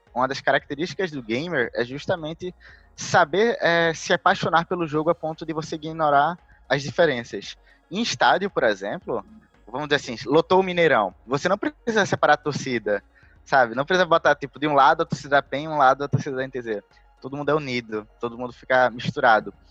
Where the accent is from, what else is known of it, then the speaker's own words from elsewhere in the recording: Recife, Pernambuco, Brazil; Eu sou originalmente de Recife